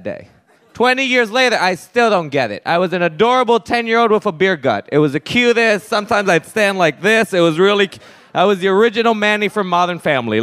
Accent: Puerto Rico; growing up in Puerto Rico

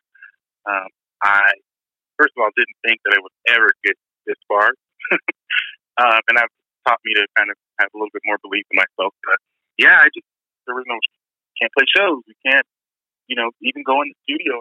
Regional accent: Colorado, United States; I'm from Colorado

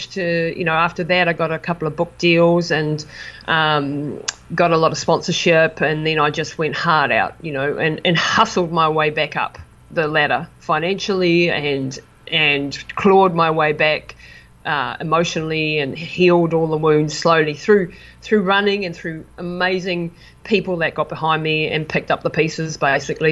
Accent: New Zealand; moved away as an adult; It was an amazing experience for me to be supported by my hometown after being away for so long

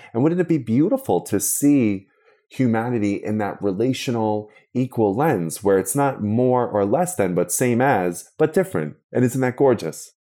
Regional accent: Long Island, New York, United States; I'm from Long Island, nowhere else

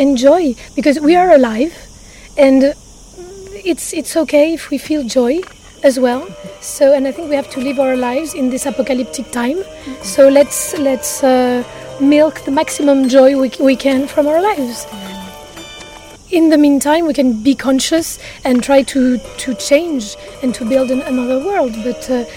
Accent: Corsica, France; also born or lived in Paris, France; now in Ibiza, Spain; I'm from Corsica.

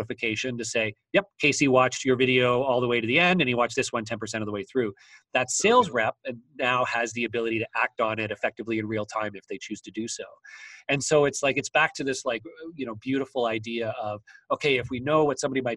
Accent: Waterloo, Ontario, Canada; I'm from Waterloo, Ontario, Canada, which is the headquarters of BlackBerry.

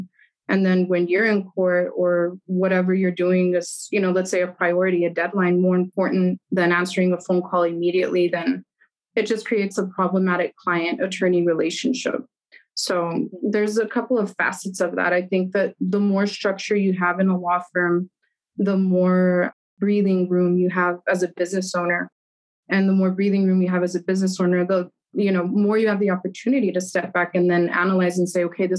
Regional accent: Germany; now in El Paso, United States; So there's also like that personal part where I grew up in Germany.

